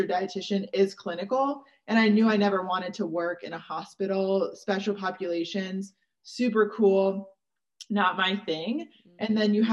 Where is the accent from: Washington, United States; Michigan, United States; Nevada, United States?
Washington, United States; Seattle; moved away as an adult; also born or lived in Georgia; I moved back to Seattle, which is where I was from